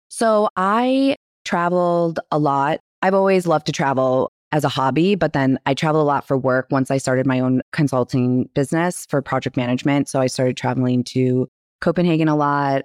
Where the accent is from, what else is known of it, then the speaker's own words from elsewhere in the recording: Michigan, United States; now in New York, United States; we are from Michigan in a small town in the middle of nowhere. I just grew up with her.